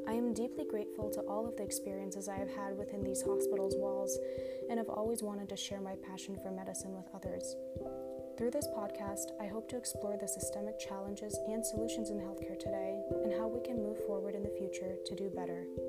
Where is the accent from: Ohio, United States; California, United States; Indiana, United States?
Ohio, United States; Cleveland; I was born and raised in Cleveland, Ohio